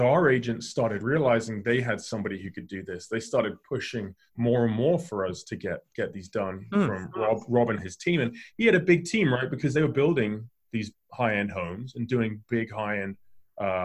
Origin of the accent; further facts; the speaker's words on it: England, United Kingdom; moved away; I grew up in England